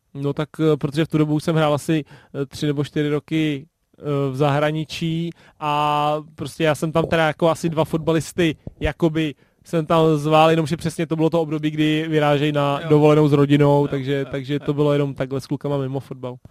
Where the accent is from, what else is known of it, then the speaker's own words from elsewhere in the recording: Tuchlovice, Central Bohemian Region, Czechia; u nás v Tuchlovicích